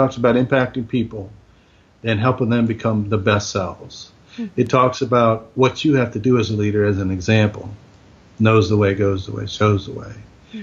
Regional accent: United States; we're American

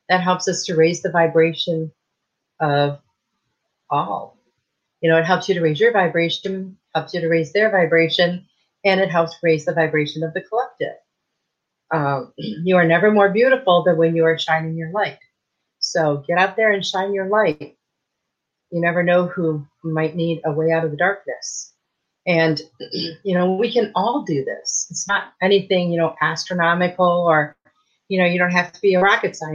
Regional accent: Michigan, United States; now in Texas, United States; I moved here from Michigan, where I grew up in Michigan

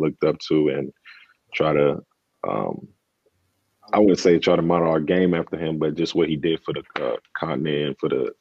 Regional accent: Dallas, Texas, United States; also born or lived in Democratic Republic of the Congo; I grew up in Dallas

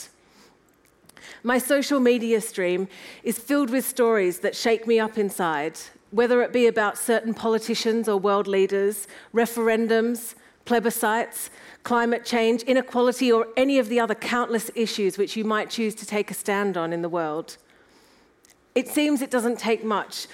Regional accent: Sydney, New South Wales, Australia; moved away as an adult; also born or lived in England; now in London, United Kingdom; I was born in Sydney

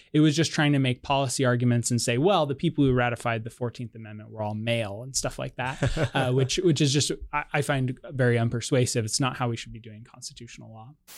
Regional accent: Colorado, United States; my home state of Colorado

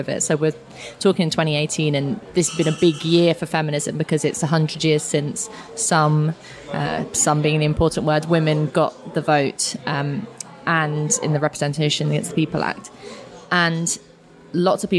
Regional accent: London, United Kingdom; where I grew up in Finsbury Park, Newington Green kind of area

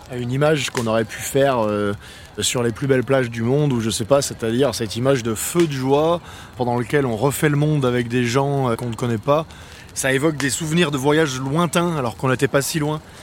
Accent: France; en tant que Français

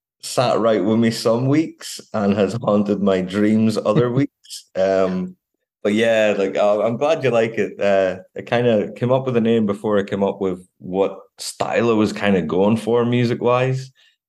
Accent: Glasgow, Scotland, United Kingdom; I don't really like going back to Scotland, and I'm from Glasgow originally

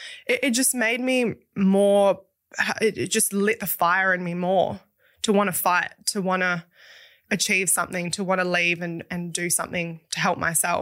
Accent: Dunsborough, Western Australia, Australia; So I was born in Perth, but I grew up in the country, right. Down in a country town called Dunsborough, which is like a surf town.

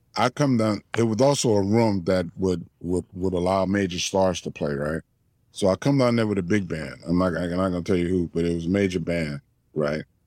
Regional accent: New Orleans, Louisiana, United States; growing up in New Orleans

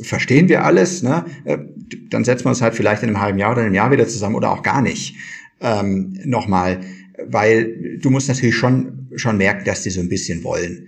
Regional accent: Kirchheim, Germany; bei uns in Kirchheim

